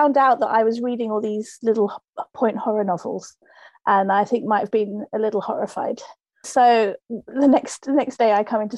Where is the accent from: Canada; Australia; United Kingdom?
United Kingdom; Buckinghamshire, South East England; moved away as an adult; also born or lived in Harrow, London / York / London / Japan; I was born in North London in Harrow, and then grew up in Buckinghamshire